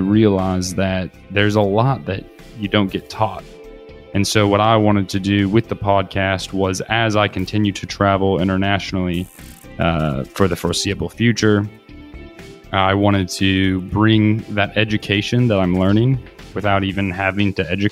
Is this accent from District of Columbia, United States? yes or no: no; Kansas City, Missouri, United States; moved away as an adult; also born or lived in Australia; now in Barcelona, Spain; And although I am from Kansas City, I've been living in Barcelona for the past year